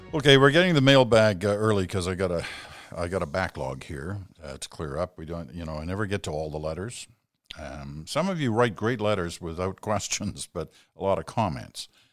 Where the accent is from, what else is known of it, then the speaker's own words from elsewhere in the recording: United Kingdom; now in Canada; I was born in Britain